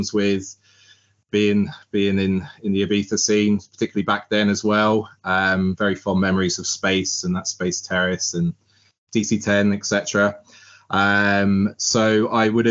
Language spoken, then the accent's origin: English; Southampton, South East England, United Kingdom; moved away as an adult; now in Ireland; I grew up in Southampton